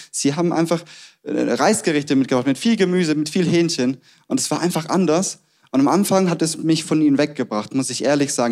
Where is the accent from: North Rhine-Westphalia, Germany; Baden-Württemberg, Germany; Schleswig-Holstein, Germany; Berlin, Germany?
Baden-Württemberg, Germany; Stuttgart; accent: Swabian; moved away as an adult; also born or lived in Tübingen; now in Munich, Germany; wir kommen beide aus dem Ländle, aus Sturgart